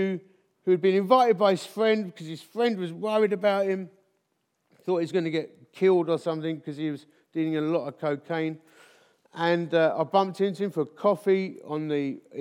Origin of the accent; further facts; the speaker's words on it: Dagenham, London, United Kingdom; now in Chesterfield, United Kingdom; I was born in Dagenham